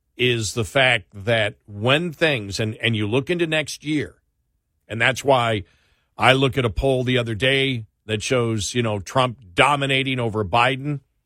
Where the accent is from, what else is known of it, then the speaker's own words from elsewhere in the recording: New York, United States; I grew up in New York